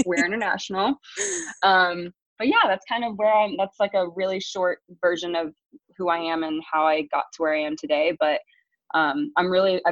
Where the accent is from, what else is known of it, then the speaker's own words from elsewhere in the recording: small town east of Columbus, Ohio, United States; also born or lived in England / Kentucky; I grew up in a really small town about 30 minutes east of Columbus, Ohio